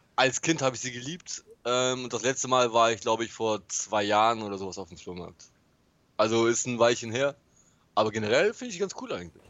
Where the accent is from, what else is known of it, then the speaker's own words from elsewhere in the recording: Bremen, Germany; ich bin halt Bremer